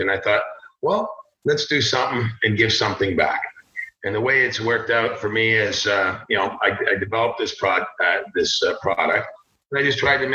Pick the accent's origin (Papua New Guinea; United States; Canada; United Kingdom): Canada; Toronto, Ontario; also born or lived in Barrie, Ontario; I was born in Toronto.